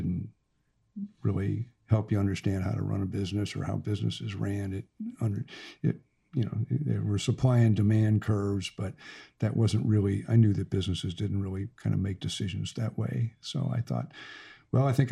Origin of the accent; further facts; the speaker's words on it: St. Louis, Missouri, United States; moved away as an adult; now in Little Rock, United States; when I grew up in St. Louis